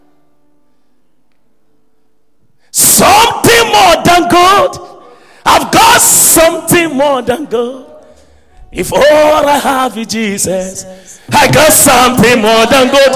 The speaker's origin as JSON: {"language": "English", "country": "Ghana", "said": "because we're Ghanaian"}